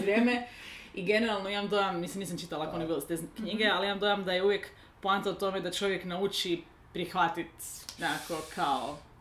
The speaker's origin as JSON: {"language": "Croatian", "region": "Lika-Senj County", "country": "Croatia", "tie": "born or raised there", "said": "kad sam ja bila tineđer u Hrvatskoj"}